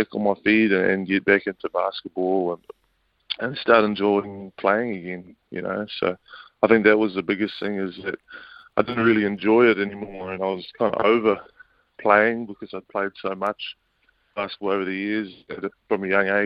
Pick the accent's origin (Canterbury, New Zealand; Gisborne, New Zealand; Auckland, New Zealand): Auckland, New Zealand; I was brought up out west in Auckland with my dad and Jason Winyard and my mum, Carmen